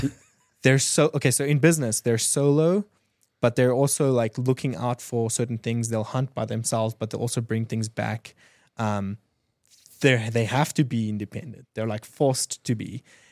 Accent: Mbombela, Mpumalanga, South Africa; now in United States; So Nelspruit, it's like a small town 4 hours east of Johannesburg.

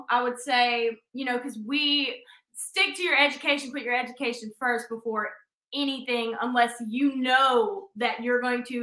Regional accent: Mississippi Delta, United States; now in Nashville, United States; We're like we're from Mississippi.

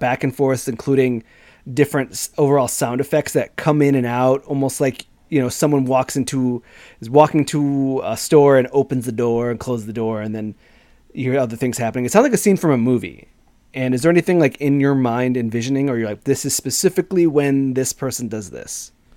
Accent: Chicago, Illinois, United States; I'm from Chicago

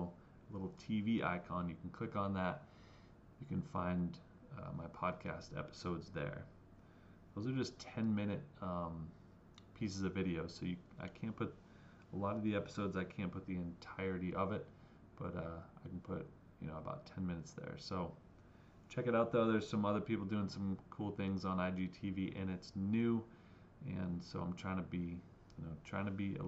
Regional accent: New Hampshire, United States; Growing up in New Hampshire, I have a certain expectation of what church is

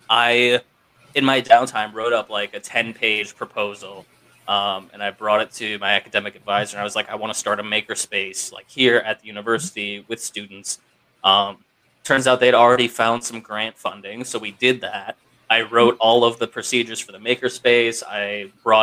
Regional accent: Ohio, United States; I grew up in Ohio

